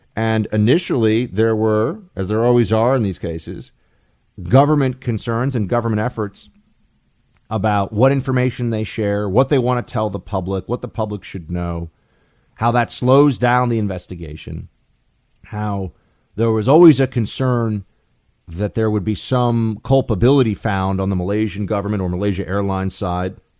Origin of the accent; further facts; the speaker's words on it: New York City, New York, United States; we grew up in New York City